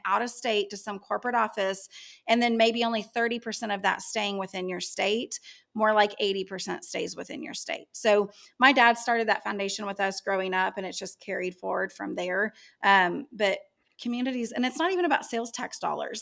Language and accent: English; Yukon, Oklahoma, United States; growing up in Yukon